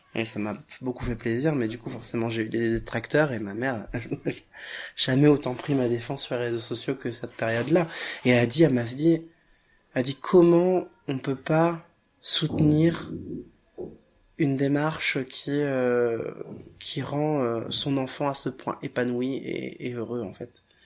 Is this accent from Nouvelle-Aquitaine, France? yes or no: yes; Royan, Nouvelle-Aquitaine, France; Je suis né euh, à Royan, en Charente-Maritime